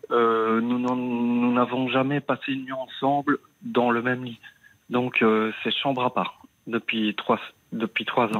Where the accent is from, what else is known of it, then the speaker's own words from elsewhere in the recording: Liège, Wallonia, Belgium; now in Brussels, Belgium; je suis né à Liège. Euh, j'habite euh, donc son appartement pour le moment à Bruxelles